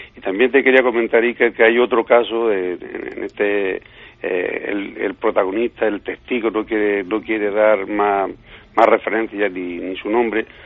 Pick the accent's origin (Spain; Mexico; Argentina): Spain; Villanueva del Duque, Andalusia; mi pueblo de Villanueva del Duque